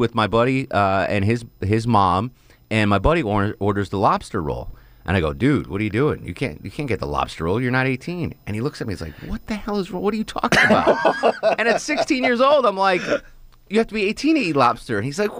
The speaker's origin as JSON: {"language": "English", "region": "New England", "country": "United States", "tie": "born or raised there", "said": "So when I was a kid growing up in New England, we used to go on vacation to Maine."}